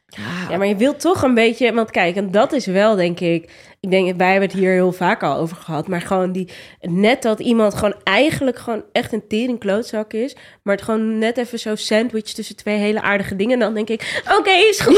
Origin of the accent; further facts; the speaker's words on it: Rotterdam, South Holland, Netherlands; Ik kom ook niet uit Amsterdam, maar wel uit Rotterdam